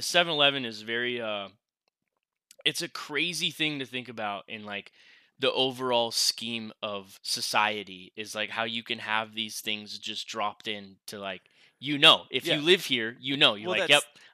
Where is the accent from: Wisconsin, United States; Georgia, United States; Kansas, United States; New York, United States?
Wisconsin, United States; Rhinelander; now in Las Vegas, United States; my hometown, Rhinelander, is a Walmart Supercenter